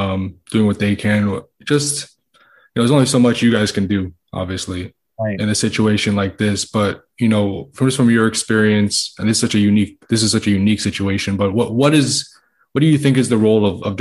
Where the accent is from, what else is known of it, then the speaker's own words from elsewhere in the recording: Miami, Florida, United States; I'm born and raised in Miami. You know, this is my community. It's been my community my entire life.